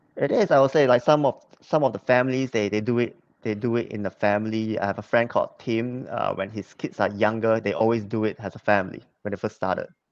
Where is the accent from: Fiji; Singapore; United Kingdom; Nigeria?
Singapore; moved away as an adult; also born or lived in Hong Kong; I was born in Singapore, so I'm a Singapore citizen.